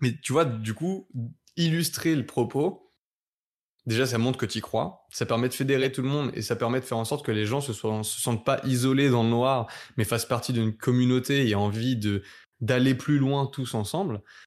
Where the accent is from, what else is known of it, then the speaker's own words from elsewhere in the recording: France; nous, en tant que français